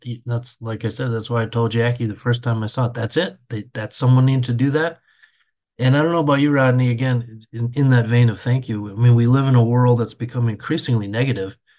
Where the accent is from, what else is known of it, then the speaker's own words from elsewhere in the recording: Benson, Minnesota, United States; I grew up in a little town of thirty-two hundred people, Benson, Minnesota